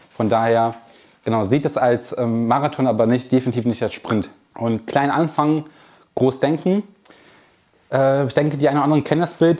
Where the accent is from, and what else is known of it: Kamp-Lintfort, North Rhine-Westphalia, Germany; born or raised there